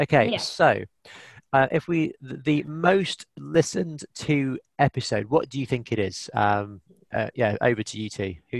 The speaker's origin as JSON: {"language": "English", "country": "United Kingdom", "said": "We're British."}